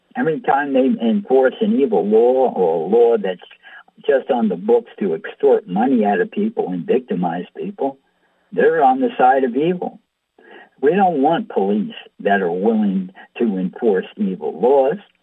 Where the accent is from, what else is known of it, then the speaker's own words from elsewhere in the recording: United States; we grew up here in America